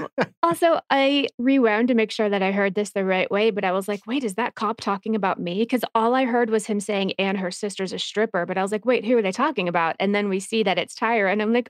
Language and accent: English; Arlington, Texas, United States; I was in Arlington, the basic top middle of Texas.